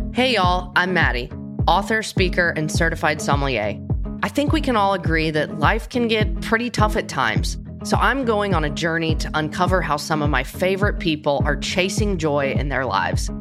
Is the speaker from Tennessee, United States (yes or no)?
yes; Nashville, Tennessee, United States; I'm from Nashville and grew up in the music world